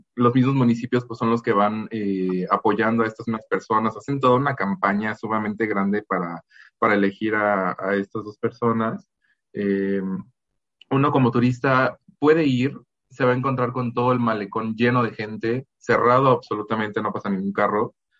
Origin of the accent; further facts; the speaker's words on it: Mazatlán, Sinaloa, Mexico; mi tierra, el de Mazatlán